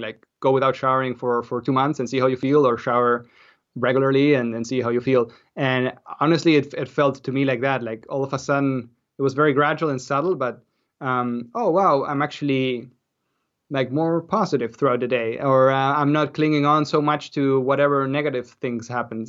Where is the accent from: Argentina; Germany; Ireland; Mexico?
Argentina; moved away as an adult; also born or lived in Austria; now in Canada; I grew up in Argentina, but then I moved to, to Austria to study.